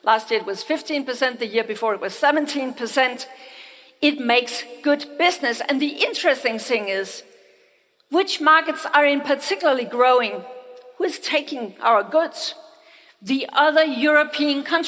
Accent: Denmark; I come from Denmark.

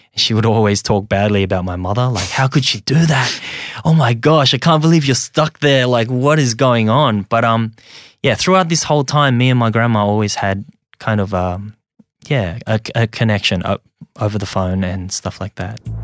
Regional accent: Sydney, New South Wales, Australia; English is a second language; also born or lived in Hong Kong / rural China; I'm just an immigrant that came here when I was very young, um, and ended up growing up in Australia.

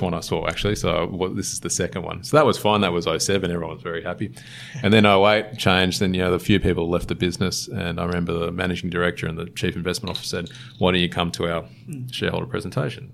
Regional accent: Sydney, New South Wales, Australia; I'm a Sydney born and bred, born in Manly, um, or grew up in Manly for a little bit

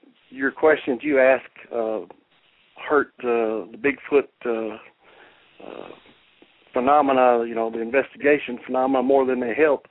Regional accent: Kentucky, United States; I'm from Kentucky. I was born and raised here, and we're raised to be polite.

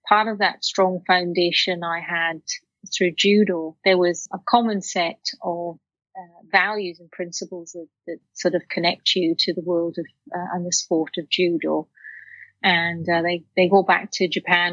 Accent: Wales, United Kingdom; now in Australia; I grew up in Wales in a working class family

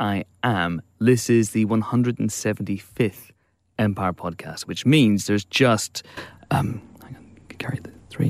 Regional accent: Ireland; you and I hail from the Emerald Isle

